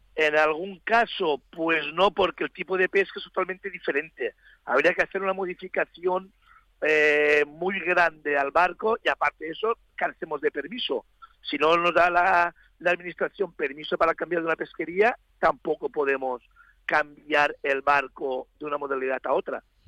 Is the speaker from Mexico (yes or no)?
no; Spain; somos nosotros, los españoles